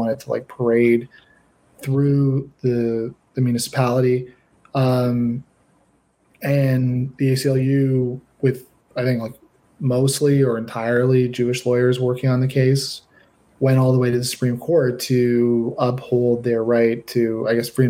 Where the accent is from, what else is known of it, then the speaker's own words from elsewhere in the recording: Canada; I'm a Canadian